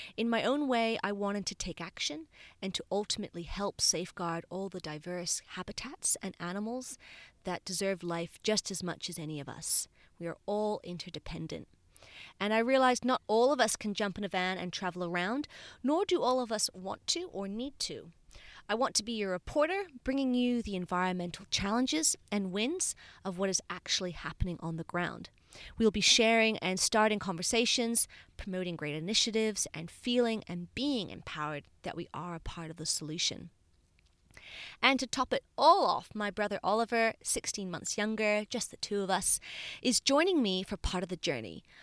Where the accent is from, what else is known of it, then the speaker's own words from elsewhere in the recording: Bermuda; now in Australia; So I was born in Bermuda, a tiny island in the middle of the Atlantic Ocean